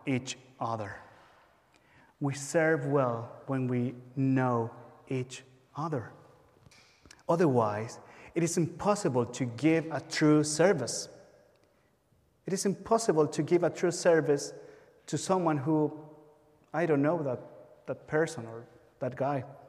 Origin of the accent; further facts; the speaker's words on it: Chile; moved away; I'm from Chile, by the way, South America